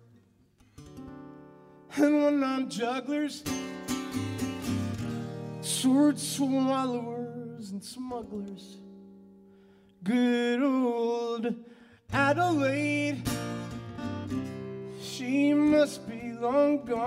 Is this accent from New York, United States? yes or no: yes; New York City, New York, United States; also born or lived in Hawaii; I'm from New York City